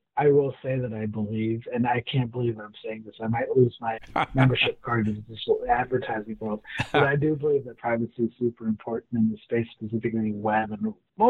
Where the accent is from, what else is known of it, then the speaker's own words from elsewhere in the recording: Corvallis, Oregon, United States; born there; Actually, I was born out in Oregon. I don't know if you knew that.